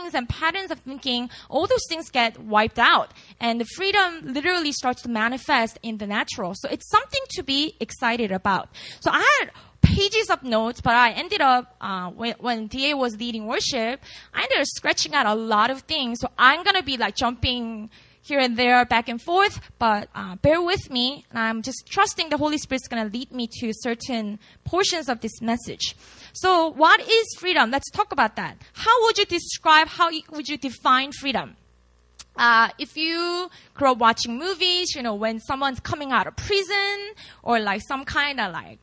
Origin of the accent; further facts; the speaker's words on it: Busan, South Korea; first language Korean; English is a second language; moved away as an adult; now in Seoul, South Korea; I was born and raised in Busan, which is about 5 hours drive away from Seoul